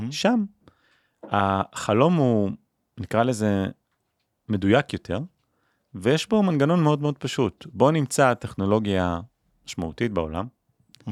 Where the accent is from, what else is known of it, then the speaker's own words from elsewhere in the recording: Israel; אני מישראל